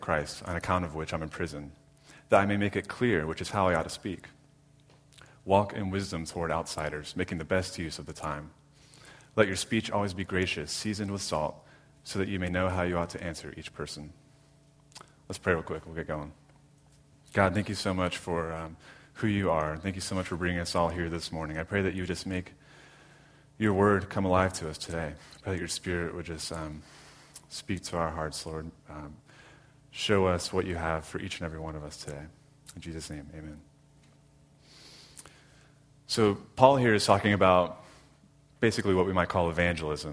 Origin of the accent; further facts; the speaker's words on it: Jacksonville, Florida, United States; moved away as an adult; also born or lived in Orlando, Florida; now in Jacksonville, United States; I'm from Jacksonville, born and raised. Grew up in Arlington.